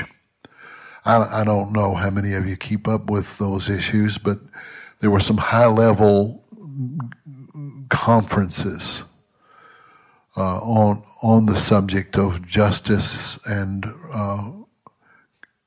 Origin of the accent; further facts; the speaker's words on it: Southwest Mississippi, United States; as a boy growing up in Southwest Mississippi in the 50s and 60s